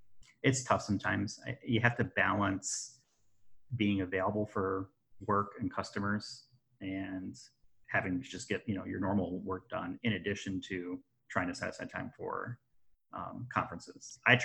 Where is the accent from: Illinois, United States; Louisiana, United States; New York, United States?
Illinois, United States; Chicago; I can say Chicago's that because I'm from Chicago.